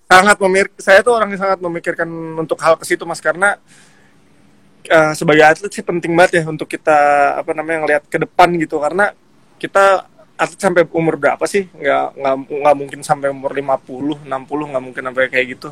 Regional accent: Depok, West Java, Indonesia; dari kota saya ya, Depok

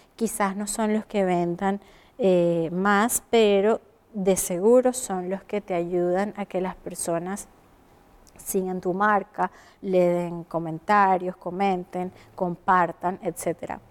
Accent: Venezuela; moved away as an adult; now in Chile; Soy venezolana, comunicadora social y emigré a Chile hace un buen tiempo

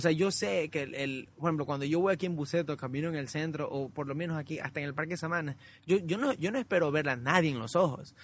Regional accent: Guayaquil, Guayas, Ecuador; moved away; also born or lived in Vermont, United States; cuando yo crecí en Alborada

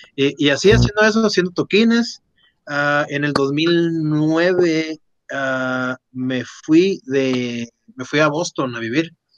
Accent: Agua Prieta, Sonora, Mexico; viviendo en Agua Prieta, que es un pueblo está a 45 minutos de, de ahí

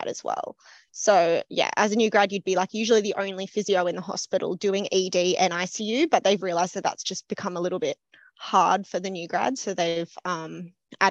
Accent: Lismore, New South Wales, Australia; moved away as an adult; also born or lived in Newcastle, Australia; now in Sydney, Australia; I grew up around Byron Bay, Lismore area.

